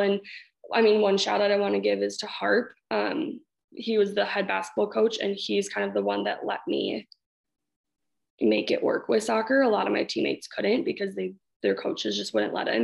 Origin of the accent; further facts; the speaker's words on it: Hastings, United States; I grew up in Hastings, everything uh, from the get go